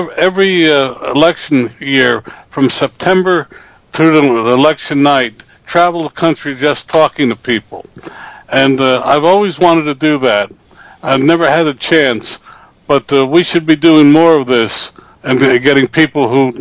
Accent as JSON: {"language": "English", "country": "United States", "said": "being a newsman and being an American, and the freedom we truly enjoy here"}